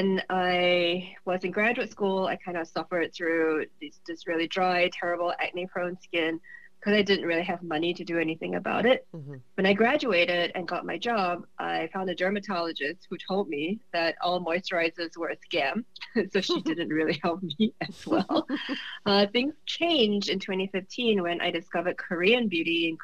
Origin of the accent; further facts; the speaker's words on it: Singapore; moved away as an adult; also born or lived in Michigan, United States; now in United States; I'm originally from Singapore. I came to the U.S. when I was 21 to do my Ph.D.